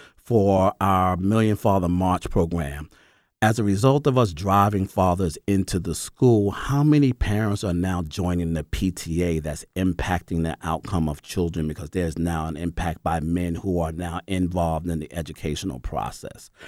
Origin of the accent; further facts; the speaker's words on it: New York, United States; moved away as an adult; now in Atlanta, United States; I'm from New York